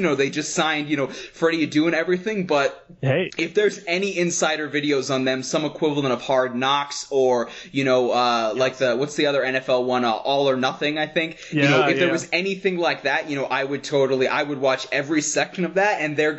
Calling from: Denver, Colorado, United States; I'm calling in from Denver, Colorado.

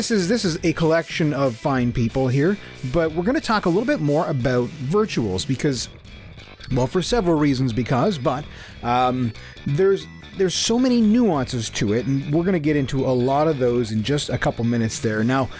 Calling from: Mississauga, Ontario, Canada; I'm calling from Mississauga, Ontario.

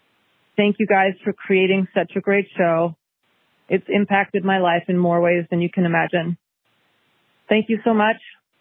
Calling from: Petaluma, California, United States; calling from Petaluma in Sonoma wine country.

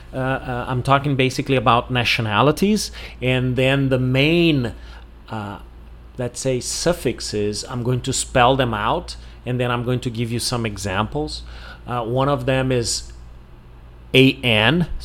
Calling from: Porto Alegre, Rio Grande do Sul, Brazil

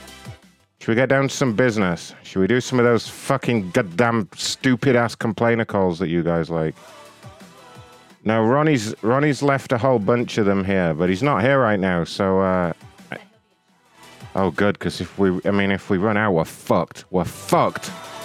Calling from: Wisconsin, United States; I live in Wisconsin.

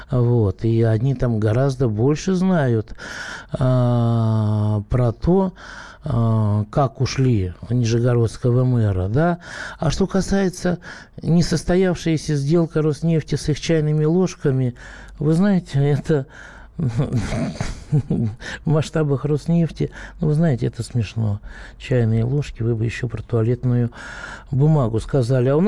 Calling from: Belgorod, Belgorod Oblast, Russia; Я из Белгорода.

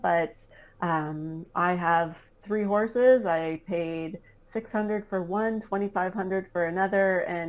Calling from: Canada; Right now, I am back in Canada. We just got back from Florida 2 weeks ago.

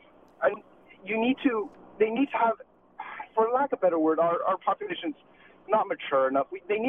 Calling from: Mississauga, Ontario, Canada; I'm actually calling from Mississauga, but I do agree with you.

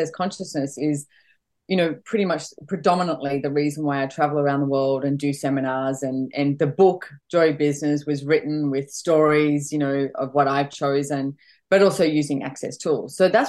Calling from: Queensland, Australia; I'm actually calling from Bridgian Beach in Queensland, so I'm home for a short period of time.

